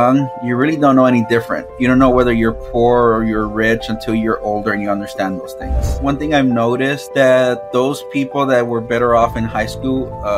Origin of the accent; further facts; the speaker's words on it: Laredo, Texas, United States; now in San Antonio, United States; I was born in Laredo, Texas